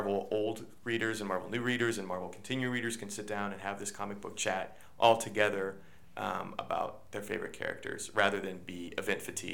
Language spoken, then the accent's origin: English; Kansas, United States; I'm from Kansas